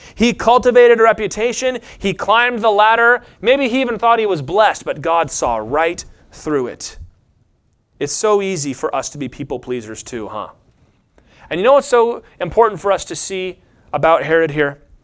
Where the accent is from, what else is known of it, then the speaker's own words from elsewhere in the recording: Lynchburg, Virginia, United States; I'm from Lynchburg, Virginia